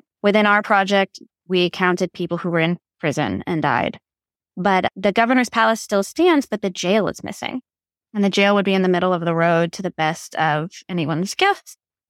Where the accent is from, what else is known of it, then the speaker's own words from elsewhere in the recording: Texas, United States; And I'm from Texas.